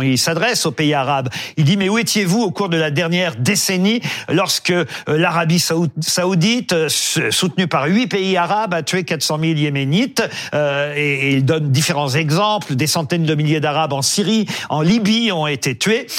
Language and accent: French; Le Havre, Normandy, France; mes amis du Havre, ma ville natale